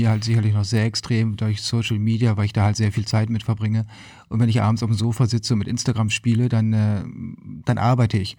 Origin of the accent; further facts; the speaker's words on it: Lüneburg, Lower Saxony, Germany; now in Hermannsburg, Germany; Ähm, ich bin in Lüneburg aufgewachsen.